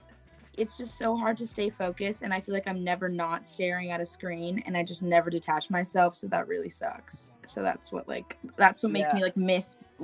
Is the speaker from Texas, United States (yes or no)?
no; Jefferson City, Missouri, United States; born there; Well, I was born in Jefferson City, Missouri.